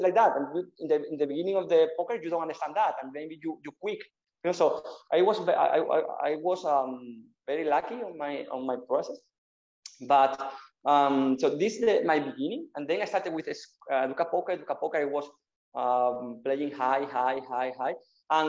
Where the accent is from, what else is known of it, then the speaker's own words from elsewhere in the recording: Malaga, Andalusia, Spain; English is a second language; I'm from Malaga. I'm from Malaga, from Spain.